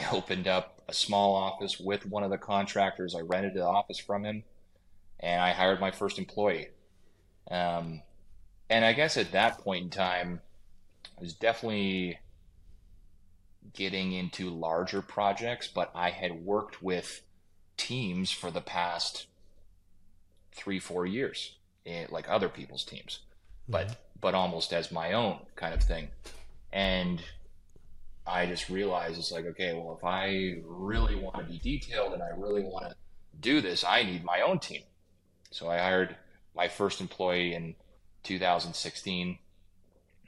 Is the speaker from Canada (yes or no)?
yes; Kawartha Lakes, Ontario, Canada; also born or lived in Steamboat Springs / Lake Tahoe / British Columbia / Muskoka; now in Port Carling, Canada; I grew up in Kawartha Lakes, which is an hour and a half south of Muskoka